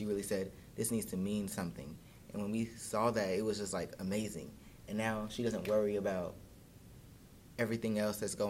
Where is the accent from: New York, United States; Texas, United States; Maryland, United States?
Texas, United States; Dallas; I'm from Dallas, Texas, and she's from Houston. My mom's from Houston.